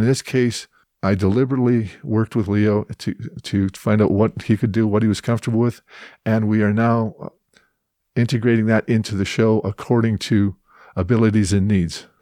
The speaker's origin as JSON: {"language": "English", "town": "Edmonton", "region": "Alberta", "country": "Canada", "moved": "yes", "lives_now": "Calgary, Canada", "said": "I'm originally from Edmonton"}